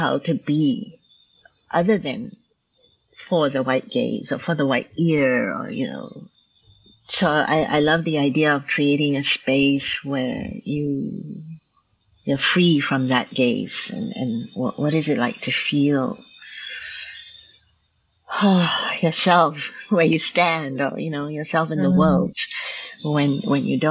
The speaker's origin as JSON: {"language": "English", "country": "Malaysia", "tie": "born or raised there", "first_language": "Hokkien", "second_language": "English", "moved": "yes", "lives_now": "Vancouver, Canada", "said": "I grew up in Malaysia, and I'm ethnically Chinese"}